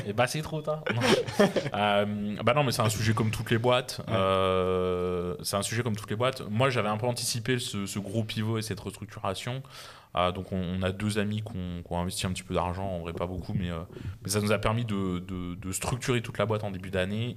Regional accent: Besançon, Bourgogne-Franche-Comté, France; je suis né à Besançon, euh, petite ville de province. mes parents avaient des salaires très, très normaux

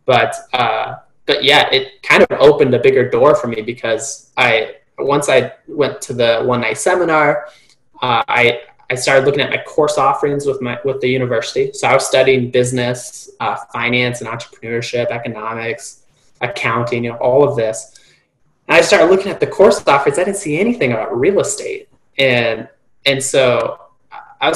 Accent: Reno, Nevada, United States; moved away as an adult; going to college full-time in my hometown, Reno, Nevada

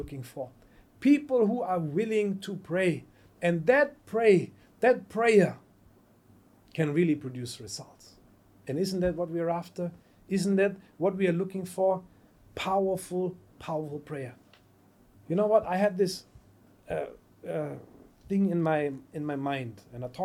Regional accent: Germany; English is a second language; moved away; also born or lived in United States; I'm from Germany

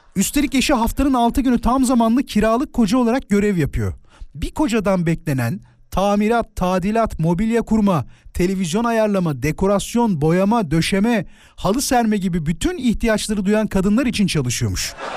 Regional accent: Turkey; klasik Türk'üm.

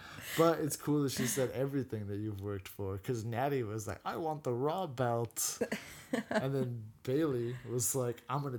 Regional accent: Canada; We're Canadian.

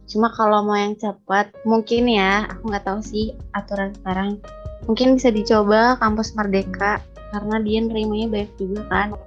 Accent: Bandung, West Java, Indonesia; aku kan asli Bandung nih aku asli Bandung dari kecil tuh nggak pernah ngerantau gitu ya kuliah sekarang di Bandung lagi jadi emang bener-bener selalu di rumah gitu

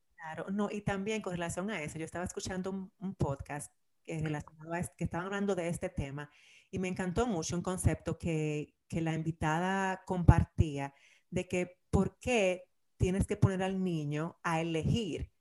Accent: Dominican Republic; moved away; yo como dominicana

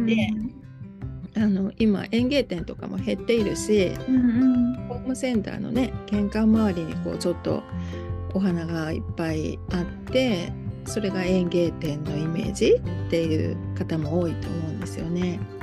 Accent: Kitakyushu, Fukuoka, Japan; now in Tokyo, Japan; 実は私の生まれ育ったところなんですね

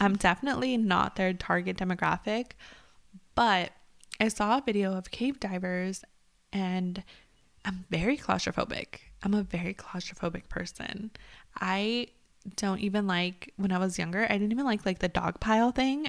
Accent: California, United States; we grew up in California

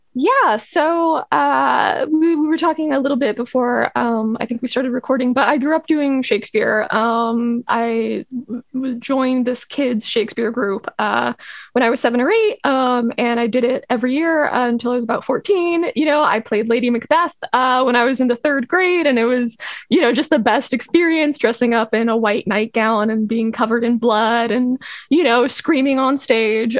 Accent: Los Angeles, California, United States; I'm from Los Angeles

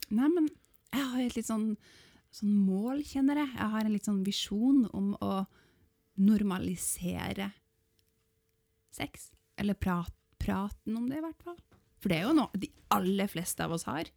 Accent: Northern Norway, Norway; jeg er nordlending

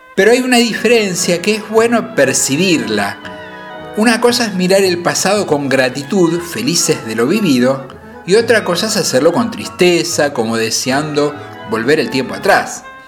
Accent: Buenos Aires, Argentina; yo nací en Parque Patricios, entre Parque Patricios y Pompeya

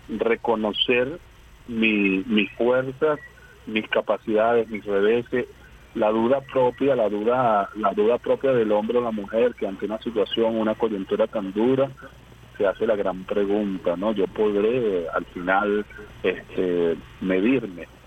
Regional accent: Colombia; sabiendo que soy colombiano, que mi identidad es colombiana

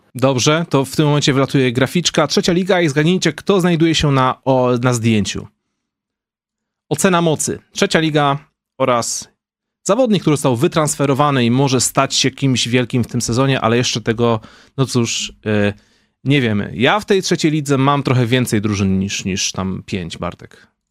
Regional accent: Wołczyn, Opole Voivodeship, Poland; moved away; my z Wołczyna

